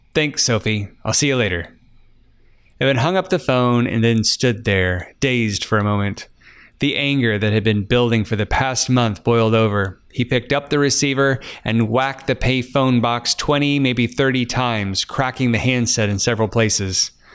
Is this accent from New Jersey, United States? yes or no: no; Emporia, Kansas, United States; my hometown of Emporia, Kansas